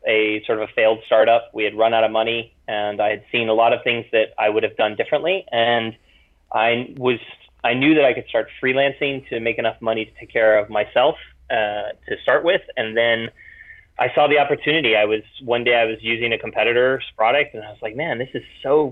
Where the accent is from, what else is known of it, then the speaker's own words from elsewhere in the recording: Florida, United States; moved away as an adult; also born or lived in Europe / Hawaii; I grew up in Florida and then traveled around a bit, met my wife in Europe, and then we moved back to Florida, moved to Hawaii, went around